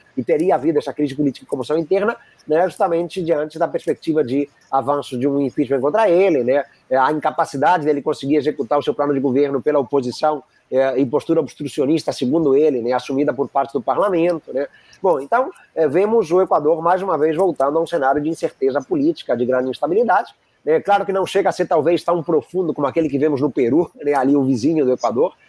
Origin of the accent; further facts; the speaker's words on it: Spain; now in Rio de Janeiro, Brazil; eu nasci na Espanha no final dos anos 70